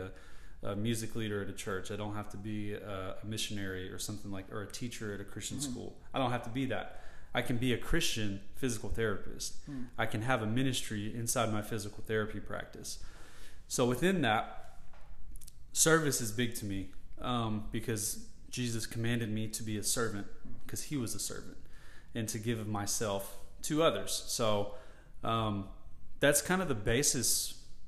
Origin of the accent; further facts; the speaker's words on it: Murfreesboro, Tennessee, United States; I grew up in Murfreesboro, so it has a special place in my heart. It's been my community for my 30 years